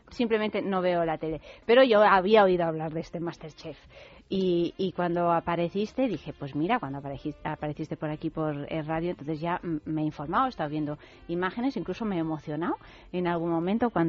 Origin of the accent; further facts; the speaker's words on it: Italy; Además, yo que soy italiana, digo, fíjate, yo esto lo quiero probar.